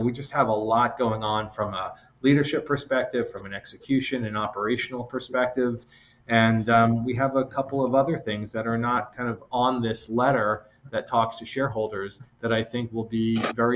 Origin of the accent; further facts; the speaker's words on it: a small town outside of Boston, Massachusetts, United States; now in New York, United States; I grew up in the Northeast, the small town outside of Boston